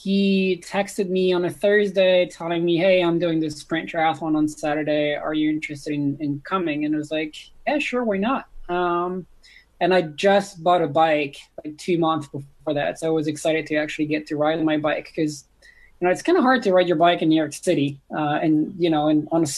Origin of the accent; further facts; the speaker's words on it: the Alps, France; moved away; born and raised in France. So I was born and raised in the Alps